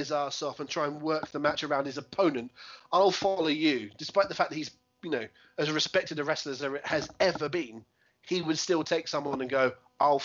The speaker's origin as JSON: {"language": "English", "region": "England", "country": "United Kingdom", "said": "I'm an Englishman and not a Mexican"}